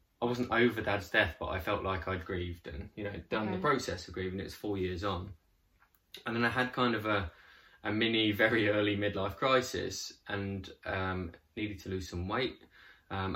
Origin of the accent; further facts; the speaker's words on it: Leicestershire, East Midlands, United Kingdom; moved away as an adult; now in Brighton, United Kingdom; Originally from Leicestershire, but okay. I came to Brighton when I was 18